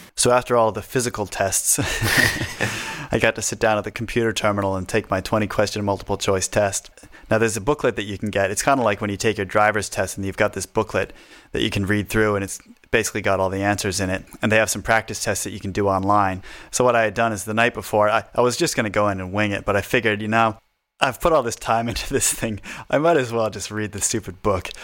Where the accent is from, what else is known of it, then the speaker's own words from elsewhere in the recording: United States; accent: northern; moved away as an adult; now in Australia; I have a, I guess, a northern accent, they think I'm Canadian